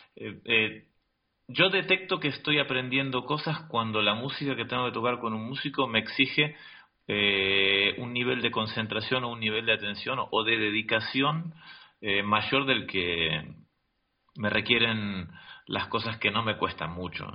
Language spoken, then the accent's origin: Spanish; Argentina; now in Madrid, Spain; en mi país, en Argentina